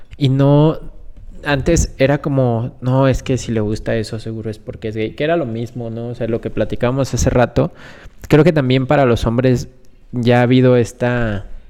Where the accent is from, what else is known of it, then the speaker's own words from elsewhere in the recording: Guanajuato, Mexico; somos de aquí de Guanajuato, del mero centro del país